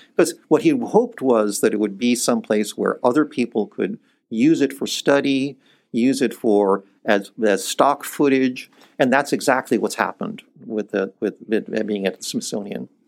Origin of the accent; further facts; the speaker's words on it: Iceland; moved away; I was born in Iceland and my mother is Icelandic